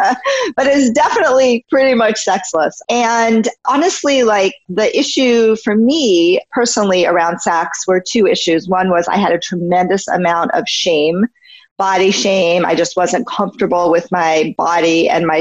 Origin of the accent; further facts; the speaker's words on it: New York, United States; moved away as an adult; now in California, United States; I had been living in New York. I'm from New York